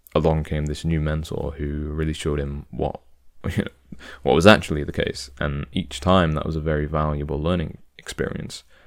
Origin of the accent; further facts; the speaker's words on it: United Kingdom; I'm British